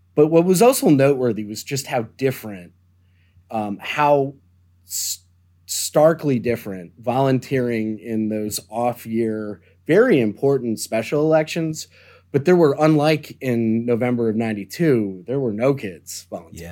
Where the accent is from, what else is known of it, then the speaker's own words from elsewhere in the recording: Deerfield, Illinois, United States; moved away; I grew up, um, in the suburbs of Chicago on what's known as the North Shore in a town called Deerfield, Illinois.